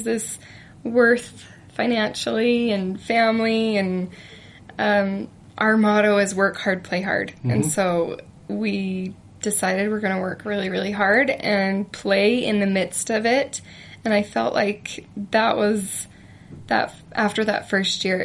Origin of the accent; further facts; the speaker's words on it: Idaho Falls, Idaho, United States; moved away as an adult; now in Utah, United States; I'm from Idaho